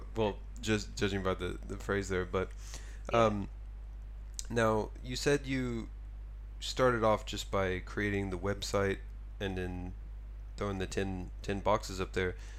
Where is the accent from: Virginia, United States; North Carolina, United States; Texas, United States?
Texas, United States; now in Tokyo, Japan; I'm from Texas